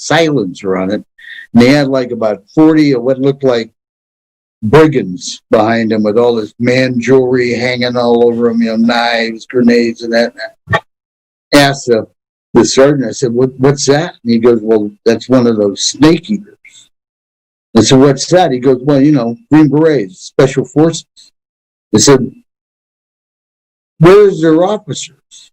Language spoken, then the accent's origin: English; North Dakota and Minnesota, United States; moved away as an adult; I grew up in North Dakota and Minnesota on farms